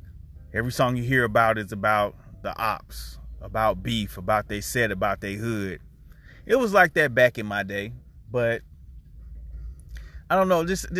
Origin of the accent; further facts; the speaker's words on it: Rock Hill, South Carolina, United States; I grew up on South Wilson Street in Rock Hill, near Hagen Street, 500 block, Midtown, Sunset Park.